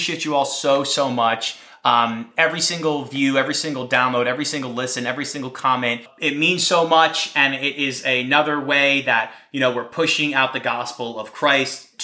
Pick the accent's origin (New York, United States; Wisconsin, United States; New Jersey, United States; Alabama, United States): New Jersey, United States; I'm from New Jersey